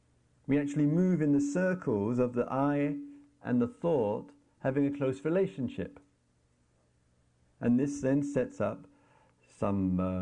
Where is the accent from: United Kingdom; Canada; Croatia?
United Kingdom; England; we carry the label, oh, I am English, and then we have to go through this pathetic, trivial little ritual of walking through immigration